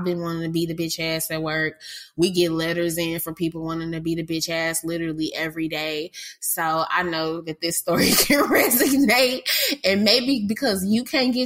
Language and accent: English; St. Louis, Missouri, United States; she's from my hometown. Shout out to St. Louis.